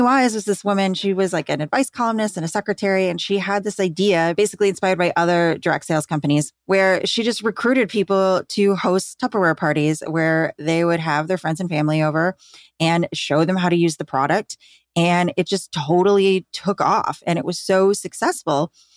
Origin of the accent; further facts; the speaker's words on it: Grand Rapids, Michigan, United States; I grew up in Grand Rapids, Michigan, which is where Amway is headquartered